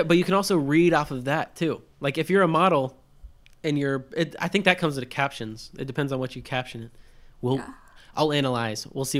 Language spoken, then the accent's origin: English; Alabama, United States; I grew up in Alabama